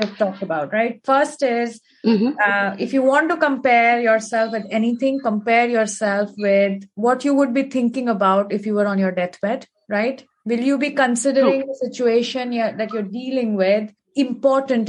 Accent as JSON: {"language": "English", "country": "India", "tie": "born or raised there", "said": "growing up in India, we have heard about this in terms of our scriptures and our ancestors"}